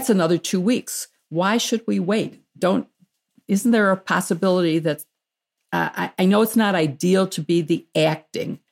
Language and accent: English; Skokie, Illinois, United States; my hometown of Skokie